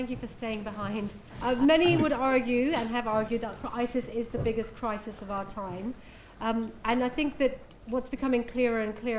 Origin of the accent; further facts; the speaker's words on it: Nigeria; also born or lived in Pakistan / United Kingdom; I grew up between Nigeria, Pakistan, and the UK. And in fact, my hometown in Nigeria, where I spent about 5 or 6 years, is where Boko Haram's headquarters are now.